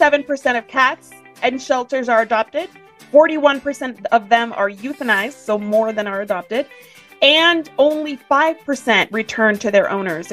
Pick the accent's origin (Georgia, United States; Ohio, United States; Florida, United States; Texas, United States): Texas, United States; as a Texan